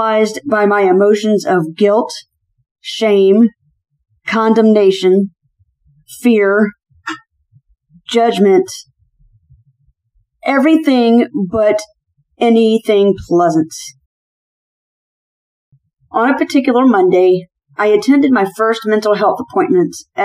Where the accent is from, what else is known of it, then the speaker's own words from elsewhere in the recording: Charleston, South Carolina, United States; moved away as an adult; I'm originally from Charleston, South Carolina, which is where I entered into the military after a semester of college